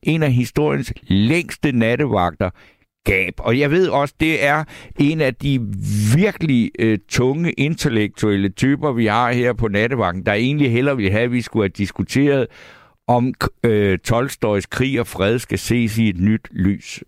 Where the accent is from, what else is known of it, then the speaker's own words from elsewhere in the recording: Funen, Southern Denmark, Denmark; Jeg kommer fra Fyn